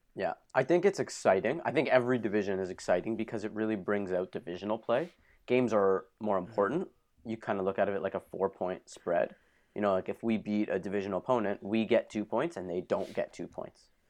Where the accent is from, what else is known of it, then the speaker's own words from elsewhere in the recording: Thornhill, Ontario, Canada; I'm from Thornhill, Ontario